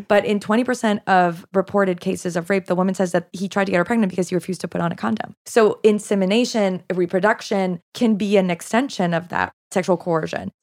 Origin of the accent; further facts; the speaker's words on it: Canada; first language French; English is a second language; also born or lived in Quebec; now in United States; I'm Canadian